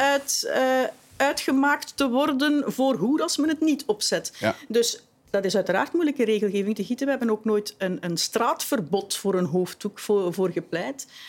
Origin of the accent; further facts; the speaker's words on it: Flanders, Belgium; we als Vlamingen